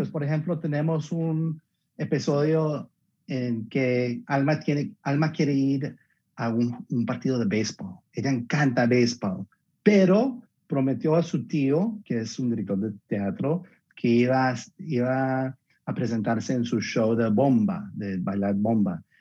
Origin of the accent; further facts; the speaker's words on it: Colombia; Y yo, soy colombiano, entonces me encantaría tener un colombiano por allá también.